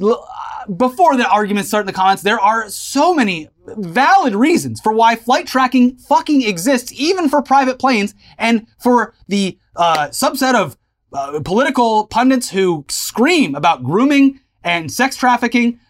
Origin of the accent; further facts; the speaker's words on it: the South, United States; I am literally born and raised in the South